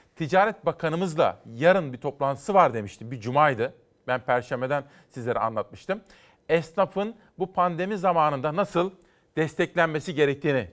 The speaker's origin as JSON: {"language": "Turkish", "region": "Kütahya", "country": "Turkey", "tie": "born or raised there", "moved": "yes", "said": "Memleketim Kütahya'dan"}